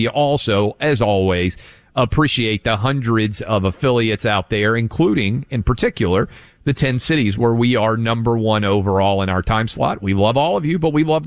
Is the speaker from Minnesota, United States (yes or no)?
no; Tennessee, United States; my home state of Tennessee doesn't have massive amounts of snow plows